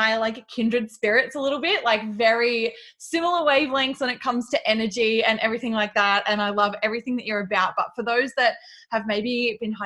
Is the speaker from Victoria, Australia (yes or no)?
yes; Melbourne, Victoria, Australia; We are both from Melbourne in Australia